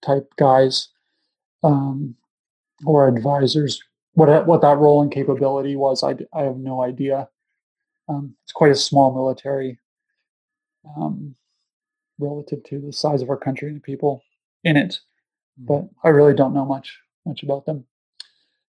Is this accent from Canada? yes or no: yes; Canada; moved away as an adult; I was living away from Canada for nearly 10 years sort of thing. And came back home